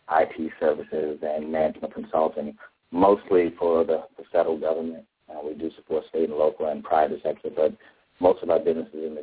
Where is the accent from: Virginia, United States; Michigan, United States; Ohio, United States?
Virginia, United States; Arlington; I grew up in Arlington, Virginia.